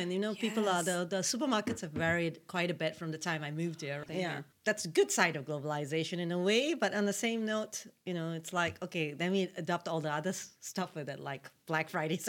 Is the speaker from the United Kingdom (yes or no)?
no; Malaysia; moved away as an adult; also born or lived in Linköping, Sweden; now in Stockholm, Sweden; I'm Hindu and I'm Malaysian.